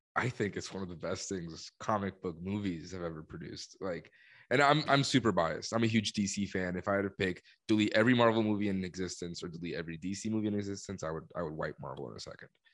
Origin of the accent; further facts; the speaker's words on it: Colombia; moved away; I'm from Colombia